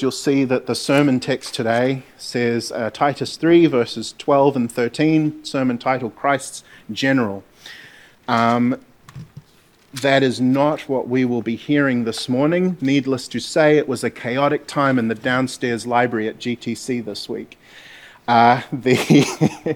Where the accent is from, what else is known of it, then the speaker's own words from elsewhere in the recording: Gisborne, New Zealand; I'm from Gisborne